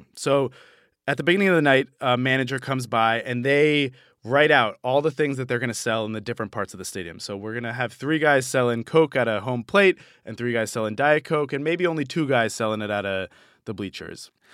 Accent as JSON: {"language": "English", "town": "Boston", "region": "Massachusetts", "country": "United States", "tie": "born or raised there", "said": "where I grew up in Boston"}